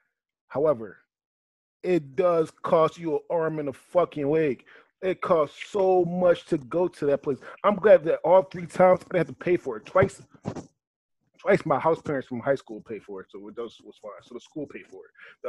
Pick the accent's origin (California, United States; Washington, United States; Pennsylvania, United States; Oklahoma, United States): Pennsylvania, United States; Philadelphia; where I grew up in Philly.